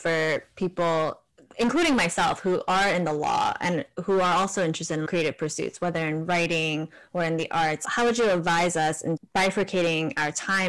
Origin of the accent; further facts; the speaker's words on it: New Jersey, United States; also born or lived in Korea; I grew up in New Jersey.